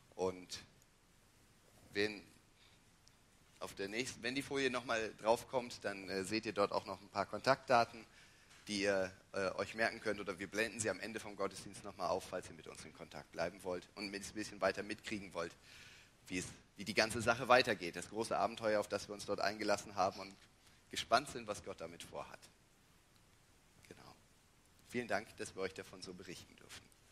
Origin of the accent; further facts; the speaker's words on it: Germany; moved away as an adult; also born or lived in Thailand; wir sind aus Deutschland